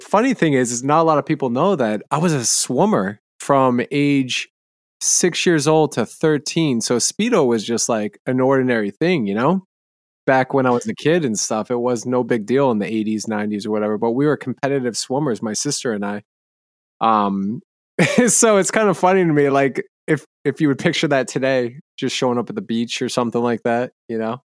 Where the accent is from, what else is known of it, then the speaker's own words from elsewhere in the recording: New Hampshire, United States; I was in New Hampshire, I grew up in New England